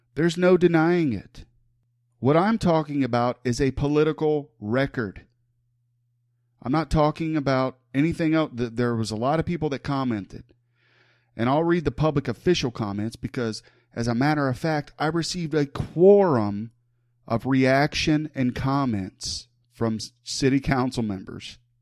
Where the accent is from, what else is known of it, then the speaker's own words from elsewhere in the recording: Huber Heights, Ohio, United States; I was born and raised in the city of Huber Heights